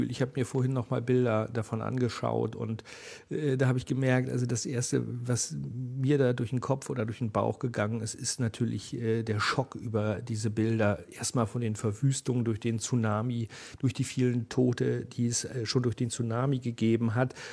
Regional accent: Uelzen, Lower Saxony, Germany; ich bin in Uelzen zur Schule gegangen. Das ist der Nachbarkreis vom Landkreis Lüchow-Dannenberg, also vom Wendland.

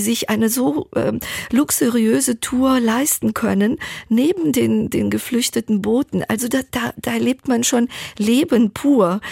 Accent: Thessaloniki, Central Macedonia, Greece; meiner Geburtsstadt Thessaloniki

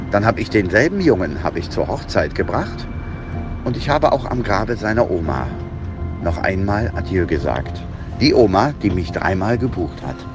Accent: Würselen, North Rhine-Westphalia, Germany; Okay, also ich bin aufgewachsen im Kreis Aachen. Das ist in Würselen, genauso hieß meine Stadt, zusammen mit meiner Schwester, meinem Papa und meiner Mama

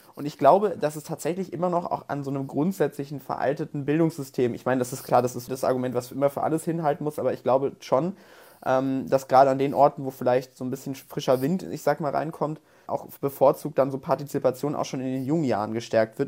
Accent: North Rhine-Westphalia, Germany; ich komme aus Nordrhein-Westfalen

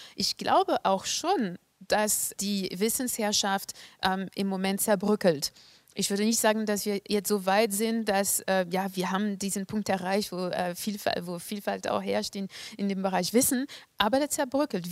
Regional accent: France; moved away as an adult; now in Germany; Hier in Deutschland hat sich mehr getan als in Frankreich zum Beispiel, wo ich herkomme

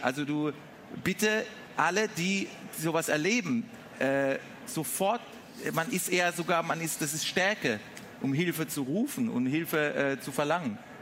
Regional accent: Mannheim, Baden-Württemberg, Germany; vom Waldhof Mannheim aufs Gymnasium

